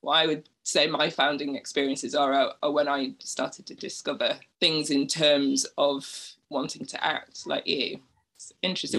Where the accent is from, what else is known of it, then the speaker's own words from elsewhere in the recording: Bradford, Yorkshire and the Humber, United Kingdom; I grew up in a very working class area of Bradford on a council estate.